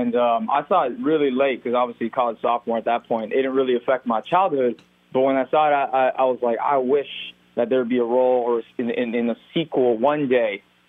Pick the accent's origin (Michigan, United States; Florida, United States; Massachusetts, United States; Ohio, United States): Florida, United States; Miami; I was raised in Miami